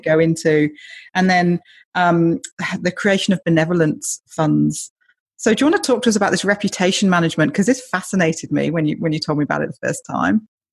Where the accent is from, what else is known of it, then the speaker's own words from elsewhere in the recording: United Kingdom; I'm British